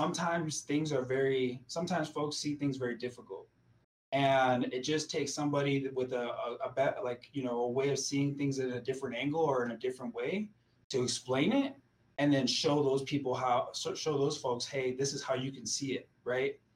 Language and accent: English; Milwaukee, Wisconsin, United States; moved away as an adult; also born or lived in Aurora, Colorado / United Kingdom; now in Colorado, United States; I'm from Milwaukee, Wisconsin